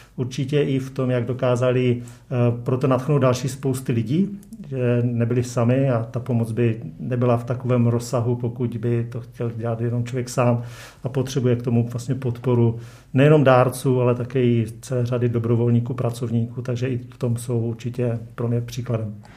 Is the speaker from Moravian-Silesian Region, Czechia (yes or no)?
yes; Frýdek-Místek, Moravian-Silesian Region, Czechia; also born or lived in India / Afghanistan / North Korea / Pakistan; jsem pocházím z Frýdku místku